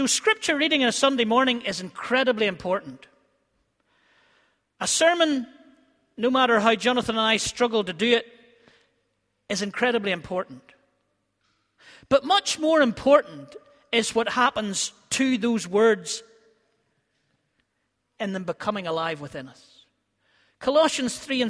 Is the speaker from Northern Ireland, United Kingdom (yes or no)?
yes; Ballymena, Northern Ireland, United Kingdom; growing up in Harryville or Gilgorm around Ballymena